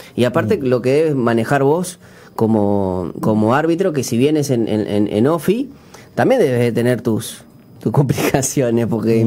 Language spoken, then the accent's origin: Spanish; Uruguay; nosotros siendo uruguayos